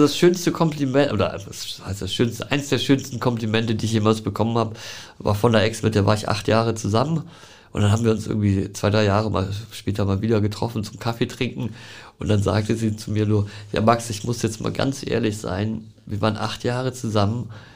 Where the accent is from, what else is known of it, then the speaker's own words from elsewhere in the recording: Hamburg, Germany; ich bin geboren in Großborstel